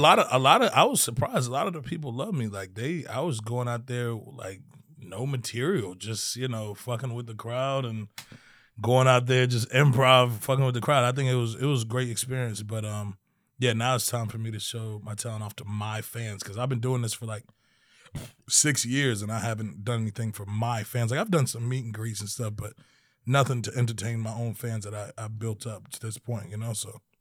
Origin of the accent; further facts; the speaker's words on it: Maryland, United States; I was born in Maryland.